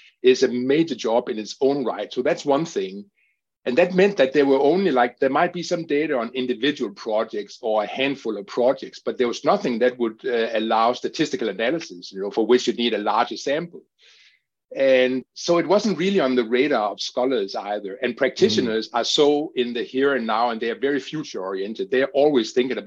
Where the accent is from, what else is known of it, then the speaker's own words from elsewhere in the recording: Denmark; my home country, which is Denmark